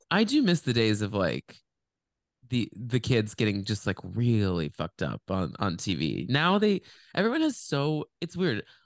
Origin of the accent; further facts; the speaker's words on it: Dallas, Texas, United States; we grew up in Dallas